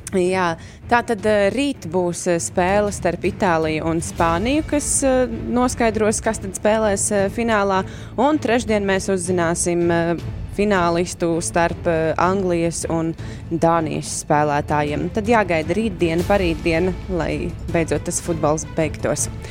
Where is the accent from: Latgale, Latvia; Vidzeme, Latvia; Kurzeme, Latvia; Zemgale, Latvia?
Zemgale, Latvia; Bauska; es no Bauskas.